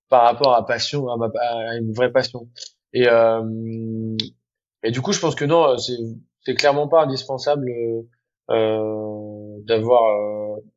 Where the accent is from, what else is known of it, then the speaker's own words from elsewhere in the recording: Normandy, France; now in Paris, France; Comme j'ai grandi en Normandie près de la mer